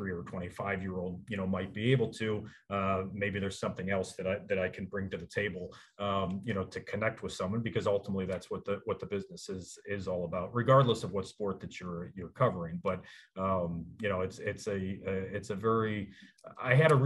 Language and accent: English; Cleveland, Ohio, United States; moved away; I grew up in Cleveland, Ohio